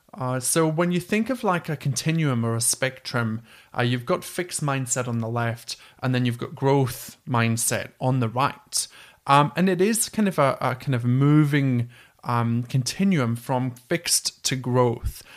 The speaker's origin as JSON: {"language": "English", "region": "Scotland", "country": "United Kingdom", "accent": "Scottish", "said": "my dodgy Scottish accent"}